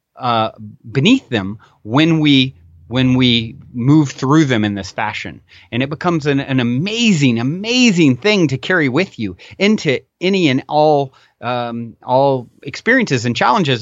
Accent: Virginia, United States; moved away as an adult; also born or lived in Tennessee; now in Costa Mesa, United States; I was born and raised in Virginia

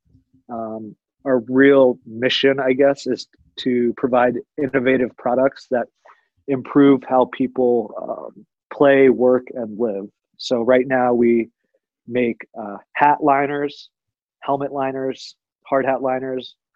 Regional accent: Washington, District of Columbia, United States; moved away as an adult; also born or lived in Tucson, Arizona / Denver, Colorado; I was born and raised in Washington, D.C. After graduating high school, I moved out to Tucson, Arizona

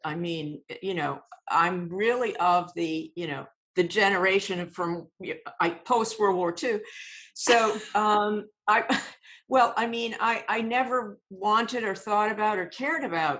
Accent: Massachusetts, United States; I grew up in Massachusetts a little bit, but I kind of like to say all over the United States

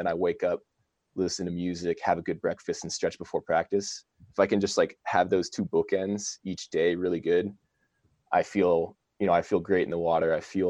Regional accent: Virginia, United States; I grew up in Virginia and my whole family lives in Texas now.

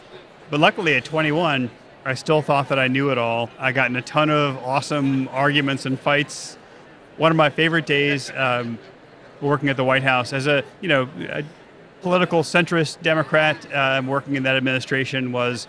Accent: Louisiana, United States; Like a million times growing up in Louisiana, I almost blew myself up with fireworks and car chases.

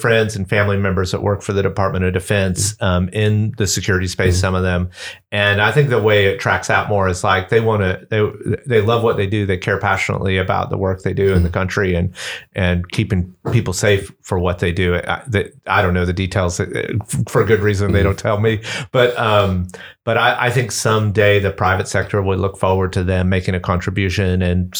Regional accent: Atlanta, Georgia, United States; accent: Southern; So if you can't tell from my Southern accent, I'm from Atlanta. That's where I grew up.

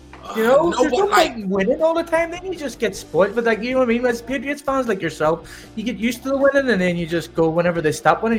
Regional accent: Ireland; I'm from Ireland.

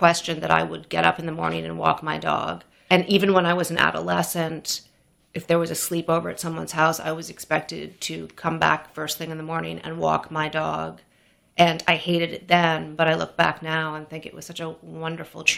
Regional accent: New York City, New York, United States; also born or lived in Amherst, Massachusetts; I grew up on the Upper East Side of Manhattan.

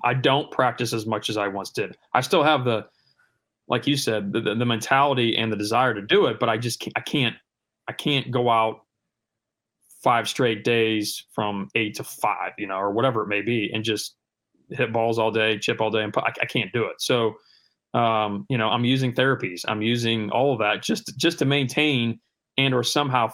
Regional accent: Cedar Rapids, Iowa, United States; now in Georgia, United States; Growing up in Iowa

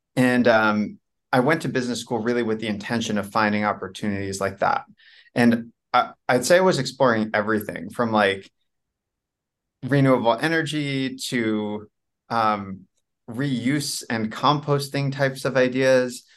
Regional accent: New Jersey, United States; moved away as an adult; also born or lived in New York / Washington, D.C. area / China; I was born in New York. I'm, I grew up, I'm really from New Jersey. I grew up in New Jersey

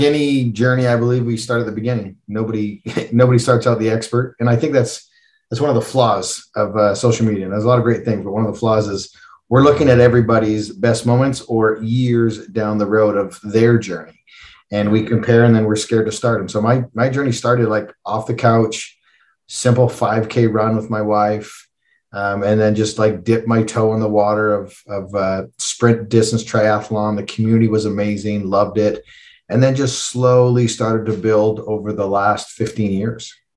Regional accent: Calgary, Alberta, Canada; I'm from Calgary, um, and is world famous for the Calgary Stampede

